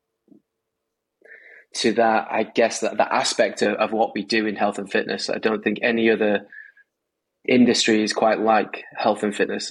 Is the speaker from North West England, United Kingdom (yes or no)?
yes; Manchester, North West England, United Kingdom; now in United States; I'm from Manchester, Northern England